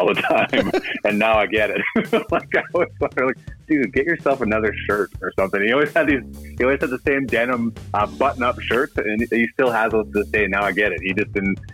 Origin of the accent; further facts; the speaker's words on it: Cochrane, Alberta, Canada; Growing up in Cochrane, Alberta, my parents had season tickets to the Calgary Flames